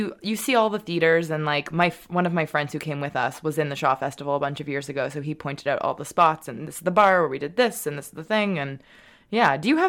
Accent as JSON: {"language": "English", "town": "Montreal", "region": "Quebec", "country": "Canada", "said": "I'm from Montreal"}